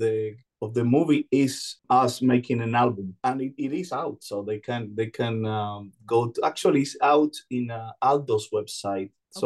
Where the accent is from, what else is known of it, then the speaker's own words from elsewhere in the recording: Cuba; born there; English is a second language; I was born in Cuba, yes.